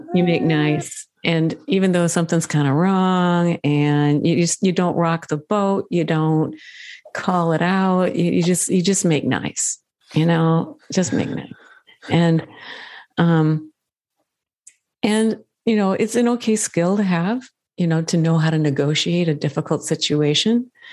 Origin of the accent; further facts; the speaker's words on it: Midwest, United States; I grew up in the Midwest